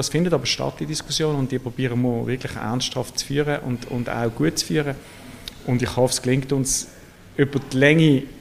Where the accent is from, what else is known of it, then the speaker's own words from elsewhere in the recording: Basel, Basel-Stadt, Switzerland; Also der Rhein, ich bin in Basel aufgewachsen, ich bin viel am Rhein gesehen